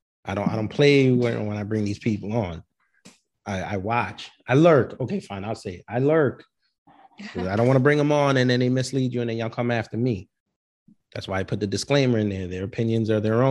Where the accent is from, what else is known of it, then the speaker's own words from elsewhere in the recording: New York, United States; now in Georgia, United States; down here in Georgia, now that I live, because I'm from New York